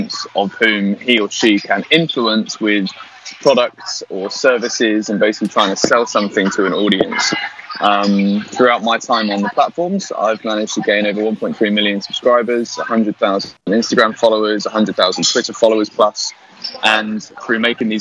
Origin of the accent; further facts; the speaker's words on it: Newbury, South East England, United Kingdom; I'm from Newbury